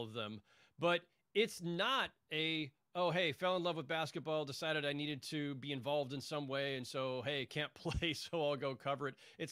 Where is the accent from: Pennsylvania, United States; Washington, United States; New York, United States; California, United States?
California, United States; San Jose; I grew up in the Bay Area, primarily in San Jose, California